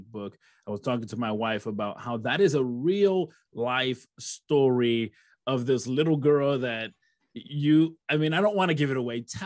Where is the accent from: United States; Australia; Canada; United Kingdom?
United States; Rochester, New York; first language English; I was born and raised in Rochester, New York, and my first language is English, my mother, she moved from Puerto Rico to Rochester